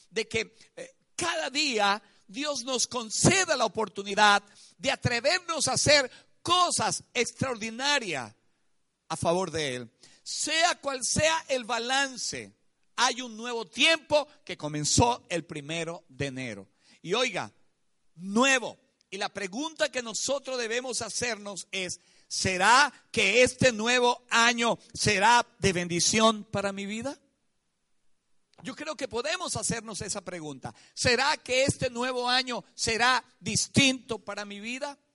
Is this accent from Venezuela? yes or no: yes; Venezuela